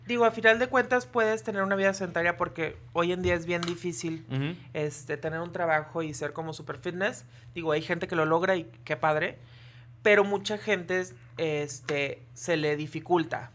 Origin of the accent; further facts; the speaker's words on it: Puerto Vallarta, Jalisco, Mexico; moved away as an adult; now in Torreón, Mexico; soy de aquí de Torreón. Sí. Pero cuando yo tenía un año me fui a vivir a Puerto Vallarta y allá viví toda mi infancia